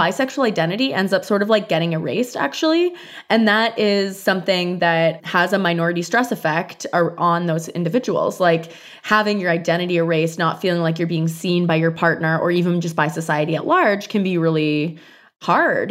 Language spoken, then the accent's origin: English; Canada; moved away; I'm Canadian